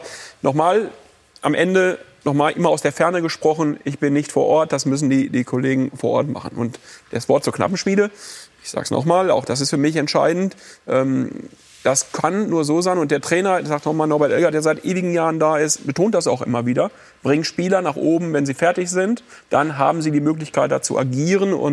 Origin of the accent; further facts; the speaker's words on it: North Rhine-Westphalia, Germany; ich bin aus dem Westen und ich bin auch aus dieser Region und ich bin, wie gesagt, mit Schalke groß geworden.